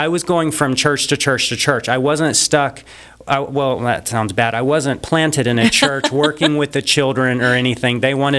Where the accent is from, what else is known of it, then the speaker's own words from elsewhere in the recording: United States; because I was from America